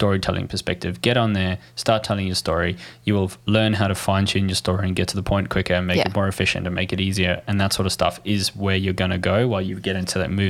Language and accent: English; South Africa; So I'm from South Africa.